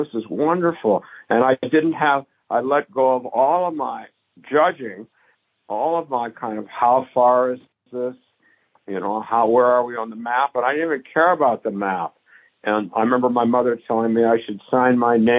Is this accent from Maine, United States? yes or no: no; Palo Alto, California, United States; now in Minneapolis, United States; I grew up in Palo Alto